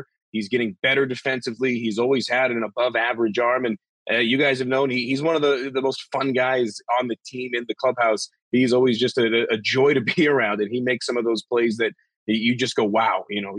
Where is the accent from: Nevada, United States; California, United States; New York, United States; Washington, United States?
Nevada, United States; Las Vegas; moved away as an adult; also born or lived in Bradenton, Florida; I'm from Las Vegas originally, so it was coming home for me.